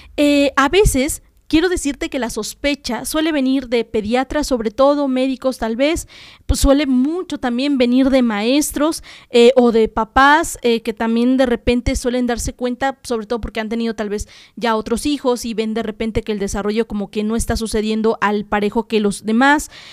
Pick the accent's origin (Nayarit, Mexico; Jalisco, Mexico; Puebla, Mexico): Puebla, Mexico; los fonemas que nosotros como mexicanos y en este caso como poblanos tenemos